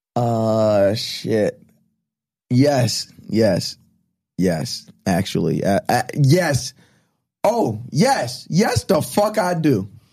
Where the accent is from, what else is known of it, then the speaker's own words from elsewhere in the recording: Long Island, New York, United States; also born or lived in Deer Park; growing up on Long Island